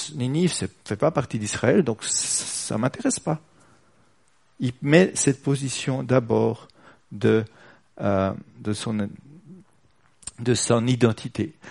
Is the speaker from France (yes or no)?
no; Switzerland; on est suisse